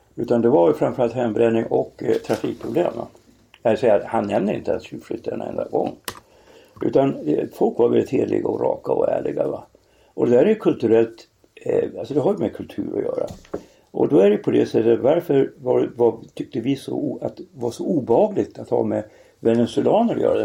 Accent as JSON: {"language": "Swedish", "region": "Norrland", "country": "Sweden", "tie": "born or raised there", "said": "i Norrland där jag växte upp"}